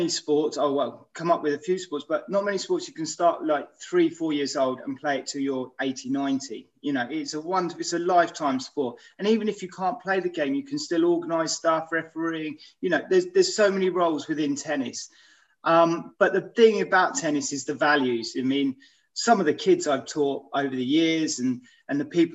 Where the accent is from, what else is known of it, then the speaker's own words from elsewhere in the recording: Aylesbury, South East England, United Kingdom; I grew up in Aylesbury